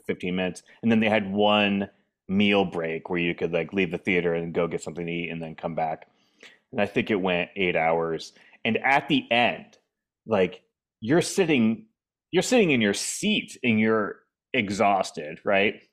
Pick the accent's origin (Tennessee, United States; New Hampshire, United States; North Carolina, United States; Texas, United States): New Hampshire, United States; moved away; also born or lived in Boston / Arlington, Virginia / Washington, D.C.; I grew up in New Hampshire